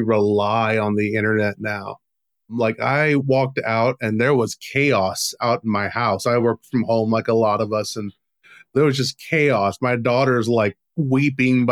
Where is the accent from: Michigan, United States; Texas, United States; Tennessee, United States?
Texas, United States; now in Arizona, United States; I'm from Texas, now I'm in Arizona